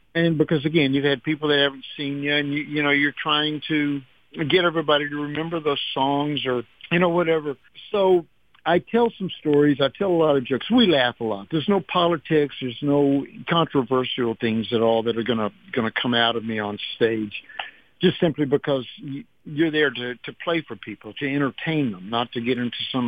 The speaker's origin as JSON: {"language": "English", "region": "Texas", "country": "United States", "tie": "born or raised there", "also_born_or_lived": "South Carolina / California", "moved": "yes", "lives_now": "Tennessee, United States", "said": "I'm born and raised in the South. I live in the South. I'm from Texas."}